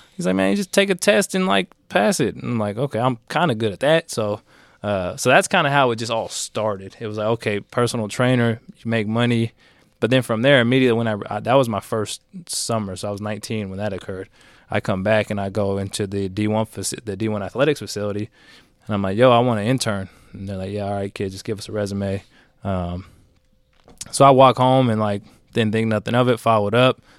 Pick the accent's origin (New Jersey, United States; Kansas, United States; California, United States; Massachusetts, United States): California, United States; Bay Area; I grew up in the Bay Area